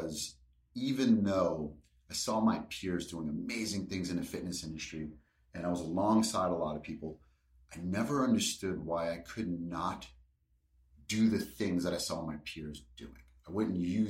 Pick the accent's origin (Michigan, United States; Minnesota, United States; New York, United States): New York, United States; New York City; I grew up in Brooklyn, New York, born in 1978